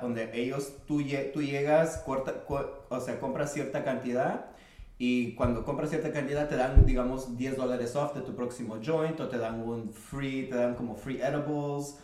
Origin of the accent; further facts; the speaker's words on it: San Francisco, California, United States; now in Oakland, United States; yo soy nacido aquí en San Francisco, California, pero ahorita vivo en Oakland